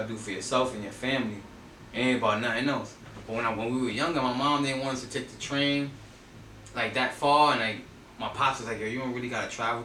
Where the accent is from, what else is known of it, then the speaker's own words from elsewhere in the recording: New York City, New York, United States; where I'm from Castle Hill. So I ain't grow up in Castle Hill Projects, but I was raised there, you know what I mean? Soundview, Bronxdale, Monroe, that's my area